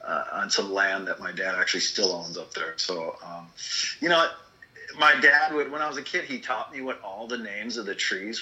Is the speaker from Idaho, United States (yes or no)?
no; Janesville, Wisconsin, United States; I grew up in Wisconsin, in southern Wisconsin, in the city of Janesville